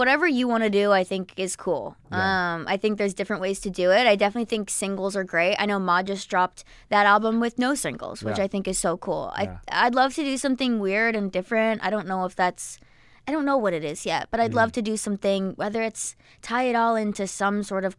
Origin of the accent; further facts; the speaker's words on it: New Jersey, United States; which is going to be like my hometown show because I'm from Jersey and I grew up going to PNC Bank Arts Center.